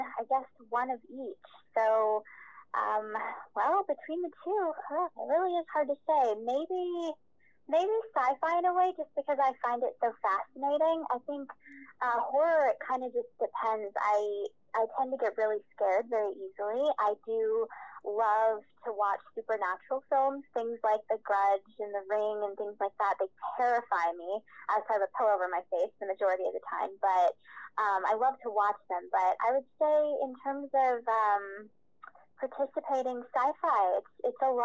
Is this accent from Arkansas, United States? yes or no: yes; Little Rock, Arkansas, United States; now in Los Angeles, United States; I'm from Little Rock, Arkansas